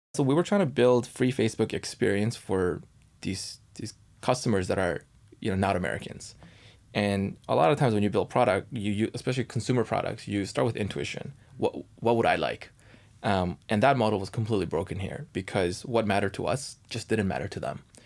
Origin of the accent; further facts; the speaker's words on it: Canada; now in United States; I'm Canadian